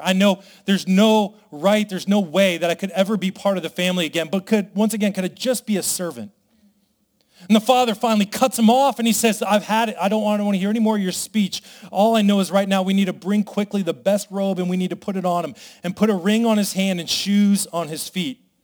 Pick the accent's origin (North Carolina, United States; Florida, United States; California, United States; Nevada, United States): Nevada, United States; Las Vegas; I come from Vegas